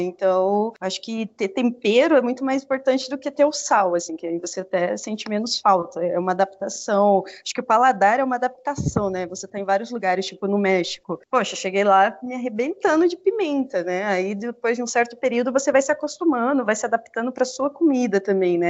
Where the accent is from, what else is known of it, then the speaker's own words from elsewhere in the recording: Mato Grosso do Sul, Brazil; eu sou do Mato Grosso do Sul